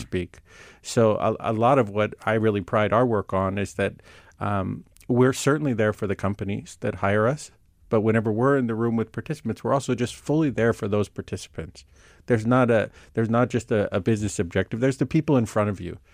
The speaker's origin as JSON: {"language": "English", "area": "Silicon Valley", "region": "California", "country": "United States", "tie": "born or raised there", "said": "I grew up near the Silicon Valley"}